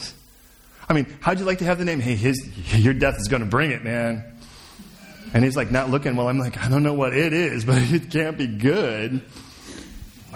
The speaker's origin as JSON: {"language": "English", "town": "Chicago", "region": "Illinois", "country": "United States", "said": "I'm from Chicago"}